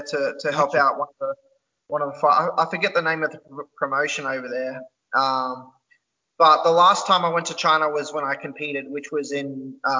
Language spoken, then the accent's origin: English; Elands, New South Wales, Australia; moved away as an adult; also born or lived in Taree, Australia / Port Macquarie, Australia; now in Phuket, Thailand; so I was born in Taree Hospital, but I'm originally from a place called Ellenborough Falls or Elands